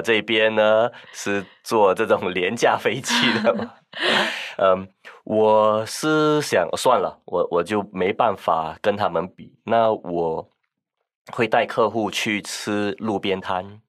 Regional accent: Singapore; 我来自新加坡

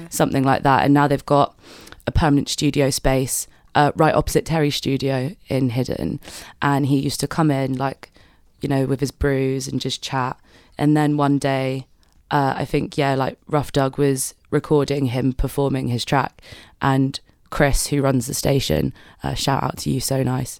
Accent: London, United Kingdom; now in Manchester, United Kingdom; I'm, I'm from London, so I have only ever really, like, been out in, like, London and Manchester

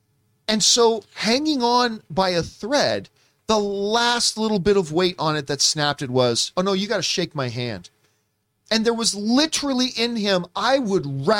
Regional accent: Australia; As an Aussie. I can't do the accent.

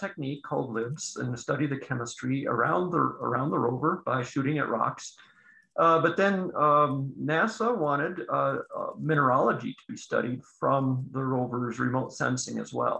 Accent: Minnesota, United States; moved away; Minnesota, my home state originally

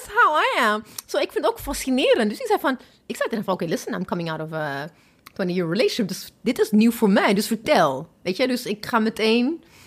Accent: Ethiopia; now in Netherlands; ik kom hier uit Ethiopië

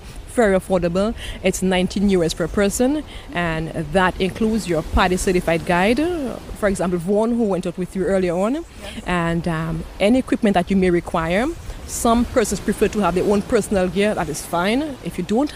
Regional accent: Dominica; I am from Dominica, yes. Yes, I am more from the rainforest area, but yes, I'm from Dominica

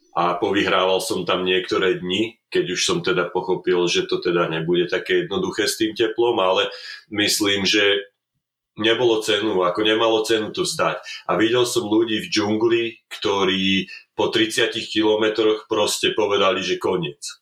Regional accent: Slovakia; moved away as an adult; now in Calgary, Canada; ja som Slovák

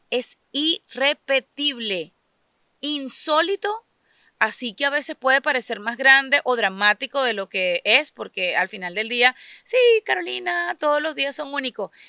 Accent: Venezuela; moved away as an adult; despedí el día que me vine de Venezuela de haber finalizado los servicios de la partida de mi padre

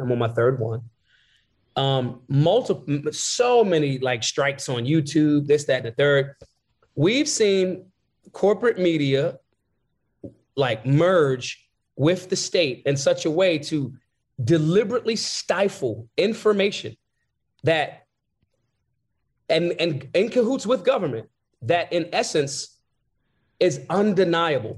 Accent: Philadelphia, Pennsylvania, United States; I'm from Philly.

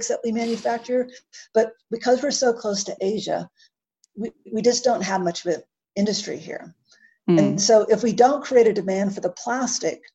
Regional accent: United States; accent: American; now in Canberra, Australia; my American accent

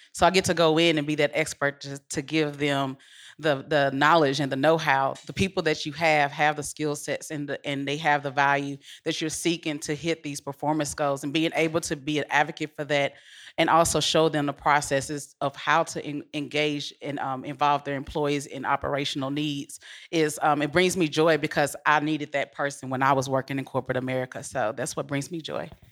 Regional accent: Memphis, Tennessee, United States; moved away as an adult; now in Nashville, United States; I am originally from Memphis, living in Nashville since twenty seventeen

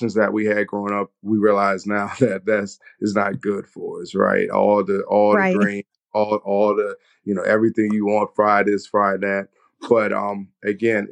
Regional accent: the South, United States; moved away; I'm from the South, and so that traditional eating, the fried foods, the greens

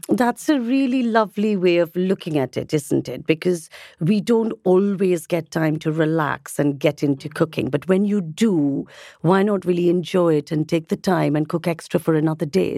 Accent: India; I'm obviously from India

